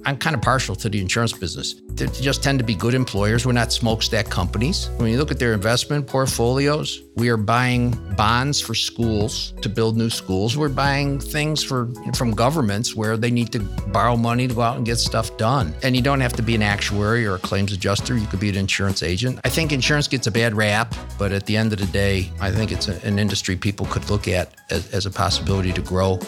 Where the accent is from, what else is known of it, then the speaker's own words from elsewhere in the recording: Rochester, New York, United States; accent: upstate New York twang; moved away as an adult; now in Columbus, United States; born and raised in Rochester, New York. And um, I, some of your listeners with a good ear will still hear that upstate New York twang